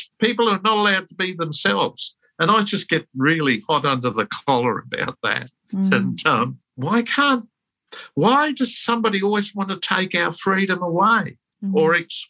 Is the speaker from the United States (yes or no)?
no; England, United Kingdom; born there; I was born in England during the war.